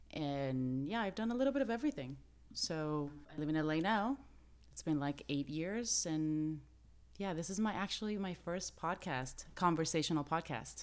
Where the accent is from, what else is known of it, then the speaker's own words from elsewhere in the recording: Mexico; moved away as an adult; now in Los Angeles, United States; I'm Mexican-American, but I grew up in Mexico